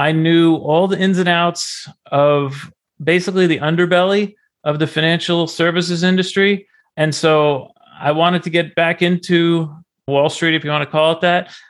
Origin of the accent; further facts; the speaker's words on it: Garwood, New Jersey, United States; I grew up in New Jersey in a small town named Garwood.